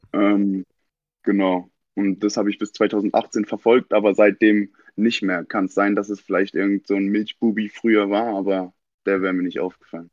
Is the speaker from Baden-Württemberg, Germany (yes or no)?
yes; Mannheim, Baden-Württemberg, Germany; Ich bin in the surgery geboren in Mannheim